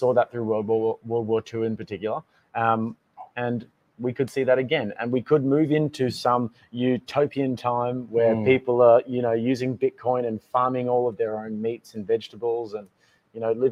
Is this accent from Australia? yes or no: yes; Australia; as an Australian